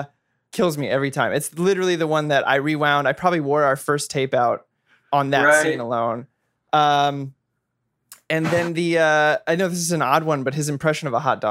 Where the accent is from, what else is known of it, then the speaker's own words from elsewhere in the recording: San Francisco, California, United States; moved away; I'm originally from San Francisco